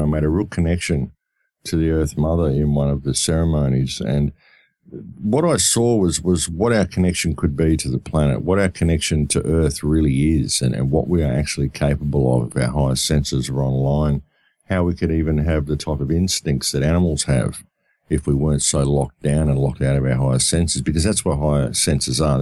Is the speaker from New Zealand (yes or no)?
no; Australia; I come from Australia